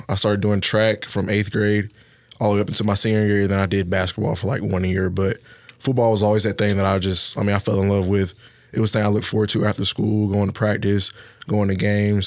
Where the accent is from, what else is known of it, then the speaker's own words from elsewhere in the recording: Harvest, Alabama, United States; moved away; I'm from Harvest, Alabama